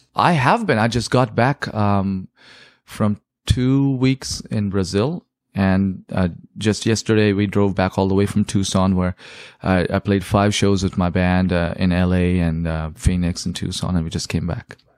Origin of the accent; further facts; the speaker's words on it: India; now in South Bay, United States; I grew up listening to in India, 'cause that's where I was born and raised